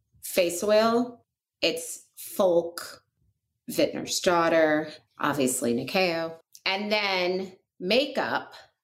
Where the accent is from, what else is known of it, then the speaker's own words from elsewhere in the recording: Oklahoma, United States; now in Los Angeles, United States; I grew up in Oklahoma, but I live in LA.